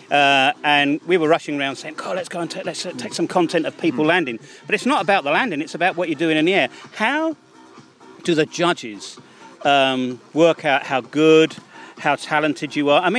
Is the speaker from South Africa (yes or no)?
no; Milton Keynes, South East England, United Kingdom; I'm from Milton Keynes